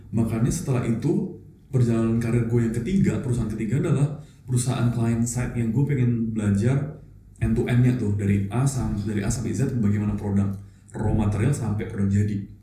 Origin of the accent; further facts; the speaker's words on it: Surabaya, East Java, Indonesia; gue dari Surabaya